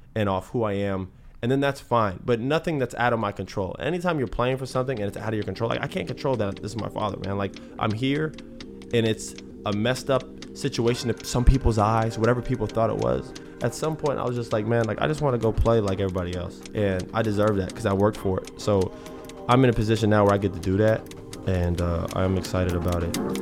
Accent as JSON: {"language": "English", "region": "Florida", "country": "United States", "tie": "born or raised there", "said": "we grew up in Florida"}